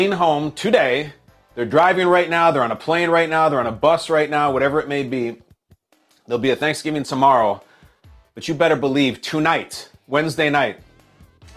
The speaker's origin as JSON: {"language": "English", "town": "Lincolnshire", "region": "Illinois", "country": "United States", "tie": "born or raised there", "said": "a place in Lincolnshire, Illinois, where I went to high school"}